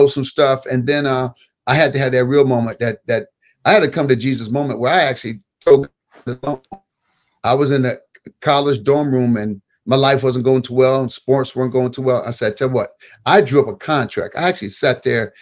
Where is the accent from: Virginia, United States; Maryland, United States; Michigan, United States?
Michigan, United States; moved away; I was a kid from Michigan.